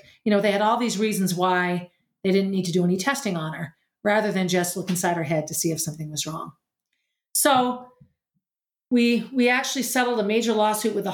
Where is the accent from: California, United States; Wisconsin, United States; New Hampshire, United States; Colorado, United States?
New Hampshire, United States; also born or lived in Boston; I returned to New Hampshire and just began teaching public school where I had gone to school in my hometown